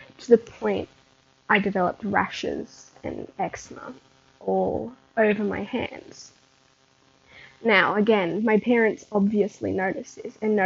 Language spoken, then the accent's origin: English; Australia; being born in March and living in Australia, I could choose if I wanted to start school when I was 4